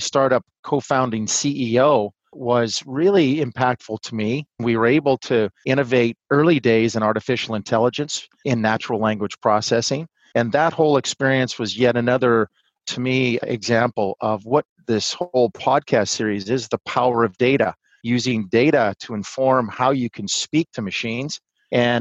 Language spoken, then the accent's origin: English; Montana, United States; I'm originally from Montana